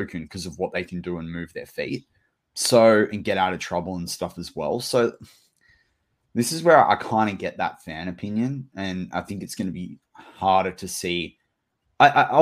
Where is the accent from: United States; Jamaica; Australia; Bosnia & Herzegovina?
Australia; as an Australian